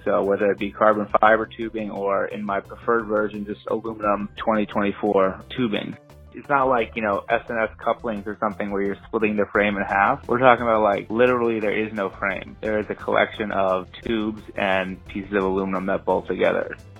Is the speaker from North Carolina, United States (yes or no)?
no; New York City, New York, United States; I grew up in New York City, very small apartment.